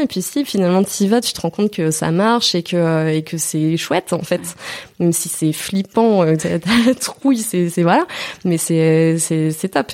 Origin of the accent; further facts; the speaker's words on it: Moselle, near Thionville, Grand Est, France; moved away as an adult; also born or lived in Mulhouse, Alsace / Nancy; J'ai grandi donc en Moselle, donc c'est pas très très loin. D'ailleurs c'est pour ça qu'on me confond toujours. On dit que je suis une Alsacienne, mais non, non c'est Mosellane Lorraine. Mais j'ai grandi à côté de, de Thionville